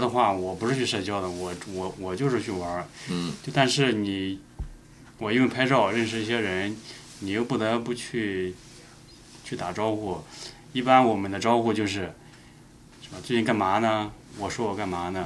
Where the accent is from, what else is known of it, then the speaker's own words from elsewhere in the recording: Linyi, Shandong, China; moved away; 我的老家山东临沂